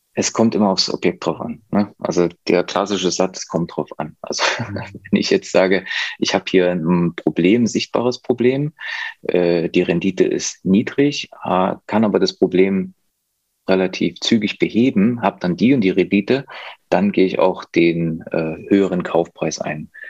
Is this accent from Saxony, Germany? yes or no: yes; near Leipzig, Saxony, Germany; ich komme aus der Nähe von Leipzig, kenne mich da gut aus